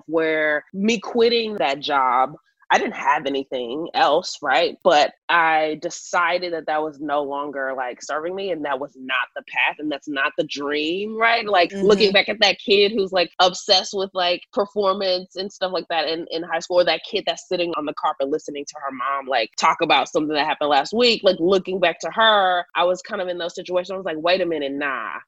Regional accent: Houston, Texas, United States; born or raised there; now in Los Angeles, United States

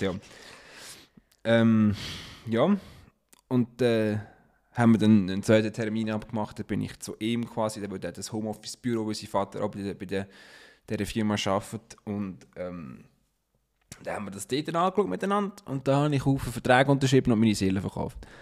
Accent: Switzerland; accent: Swiss German; wir dann untereinander Schweizerdeutsch reden

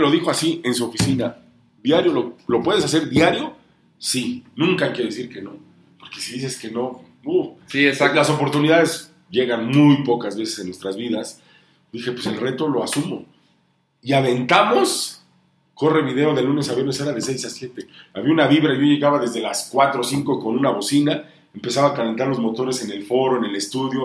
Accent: Honduras; also born or lived in Tlapa de Comonfort, Guerrero, Mexico; now in Puebla, Mexico; mi mamá es de Honduras y yo pues crecí en el Caribe hondureño, crecí en, Tegucigalpa, en la capital, en San Pedro Sula

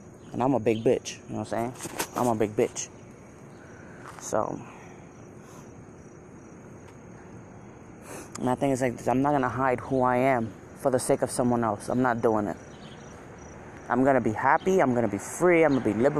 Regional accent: New York, United States; now in Connecticut, United States; I'm from New York

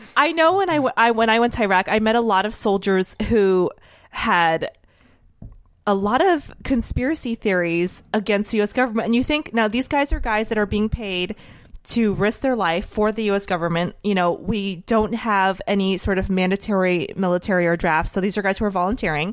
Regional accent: United States; a very, very proud American

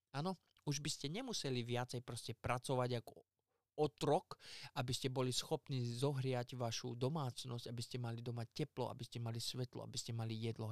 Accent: Poprad, Prešov Region, Slovakia; hovorím Poprad, lebo ja som z Popradu

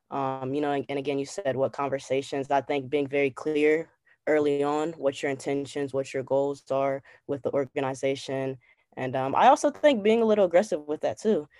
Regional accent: Cincinnati, Ohio, United States; moved away as an adult; now in Washington, D.C., United States; I'm from Cincinnati, Ohio

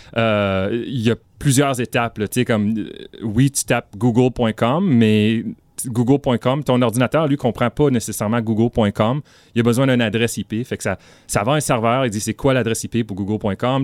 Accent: northern Ontario, Canada; also born or lived in Ottawa, Canada / Marathon, Ontario; je viens du nord de l'Ontario

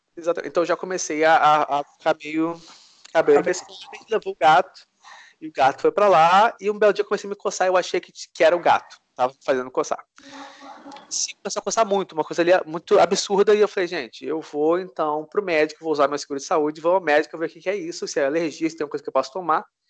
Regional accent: Brazil; moved away as an adult; also born or lived in United States; now in Paris, France; sou brasileiro, cheguei aqui da França agora, procuro um apartamento

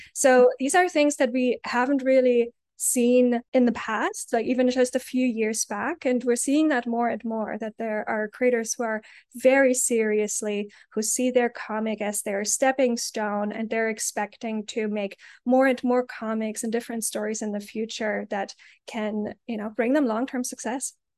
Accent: Germany; moved away; I grew up in Germany.

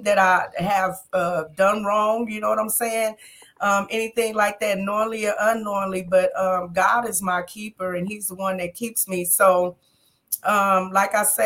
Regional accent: Las Vegas, Nevada, United States; My hometown is Las Vegas, and I'm still here in Las Vegas

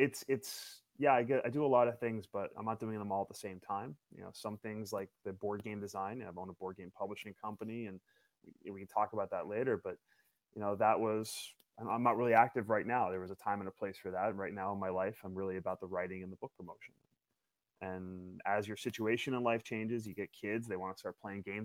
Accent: Yonkers, New York, United States; I ended up back working for a company called Kawasaki out of Yonkers, which is about three blocks from where I was born. I'm a New Yorker, born and raised.

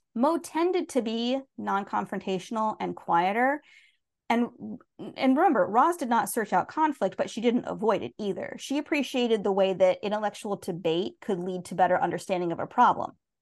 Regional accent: United States; being American

